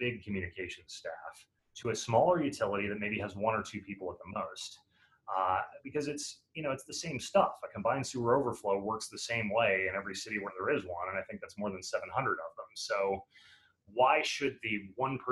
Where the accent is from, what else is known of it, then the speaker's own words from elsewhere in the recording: Chicago, Illinois, United States; in Chicago a couple of months ago, my hometown